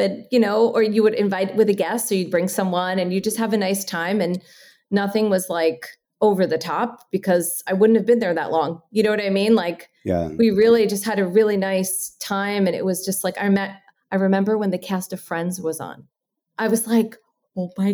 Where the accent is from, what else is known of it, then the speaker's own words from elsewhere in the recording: New Jersey, United States; I'm from Jersey.